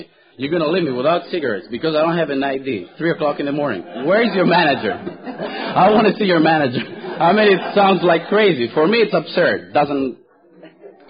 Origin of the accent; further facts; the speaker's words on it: Thessaloniki, Central Macedonia, Greece; moved away; I was born in Greece, and the name of the city I was born in is called Thessaloniki